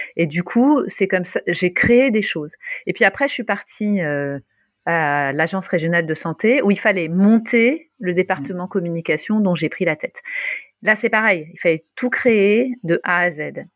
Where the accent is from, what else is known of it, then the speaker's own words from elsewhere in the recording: Paris, Île-de-France, France; moved away as an adult; also born or lived in Luxembourg; on est à Paris, je suis parisienne, même si j'étais partie, je suis revenue.